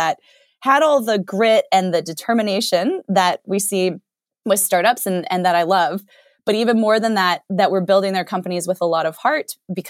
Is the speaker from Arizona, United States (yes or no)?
yes; Arizona, United States; I grew up in Arizona and then did my college degree out at Stanford.